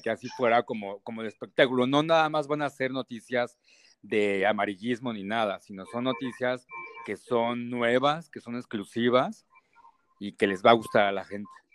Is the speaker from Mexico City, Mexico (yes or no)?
yes; Mexico City, Mexico; now in Mérida, Mexico; Soy de Ciudad de México, pero estoy acá en Mérida, entonces me puedo catalogar como por un chilango yuca